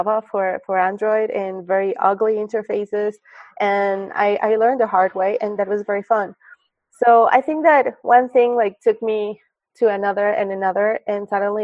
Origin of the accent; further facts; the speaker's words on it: Mexico City, Mexico; moved away as an adult; now in Silicon Valley, United States; I'm from Mexico City